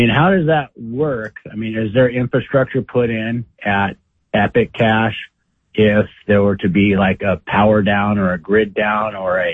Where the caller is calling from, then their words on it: Idaho, United States; from Idaho.